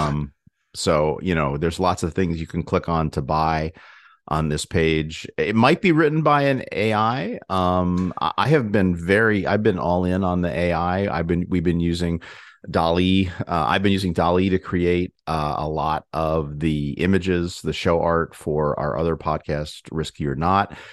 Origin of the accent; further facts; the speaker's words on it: Ithaca, New York, United States; moved away; also born or lived in Glastonbury, Connecticut / Hartford, Connecticut; we visited, um, Ithaca, uh, New York, um, my hometown